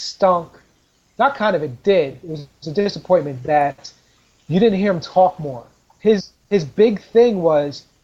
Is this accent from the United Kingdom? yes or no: no; Trinidad & Tobago; I'm Trinidadian